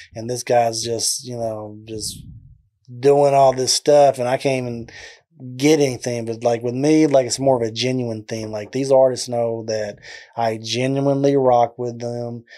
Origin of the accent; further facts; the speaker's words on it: McGregor, Texas, United States; accent: southern drawl; now in Waco, United States; I'm originally from a small town called McGregor, as you can tell with the southern draw in my accent